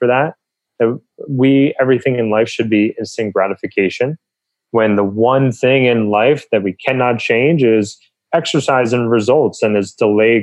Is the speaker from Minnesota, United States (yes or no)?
no; New Jersey, United States; moved away as an adult; also born or lived in Pennsylvania / Southern California; I grew up on the East Coast in New Jersey.